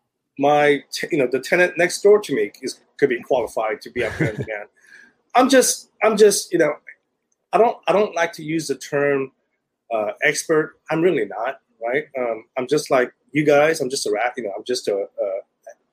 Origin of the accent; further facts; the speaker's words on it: Silicon Valley, Northern California, United States; moved away as an adult; now in Southern California, United States; I'm originally from Silicon Valley, Northern California